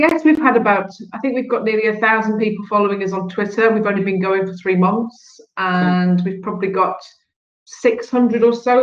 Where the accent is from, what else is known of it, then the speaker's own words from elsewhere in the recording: Northern Ireland, United Kingdom; also born or lived in London; now in Donegal, Ireland; I'm from Northern Ireland, I live in Donegal, but I can see Northern Ireland right through the window from my desk